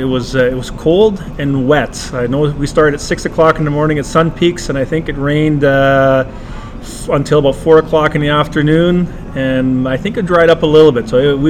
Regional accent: Yarrow, British Columbia, Canada; I'm from Yarrow.

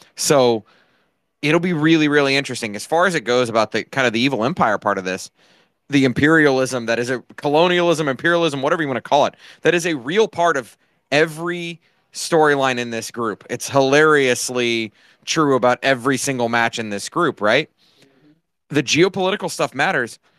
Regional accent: United States; As an American

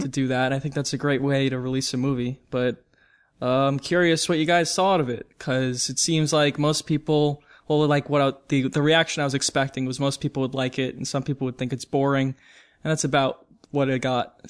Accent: New York, United States; I'm from New York

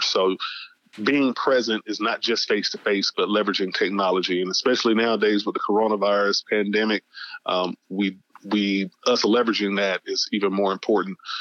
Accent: Atlanta, Georgia, United States; I was born and raised in Atlanta, Georgia, in 1976, and uh, was a Grady baby

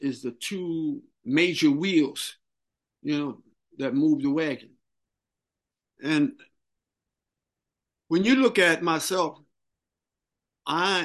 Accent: New York City, New York, United States; I grew up swimming in the Harlem River.

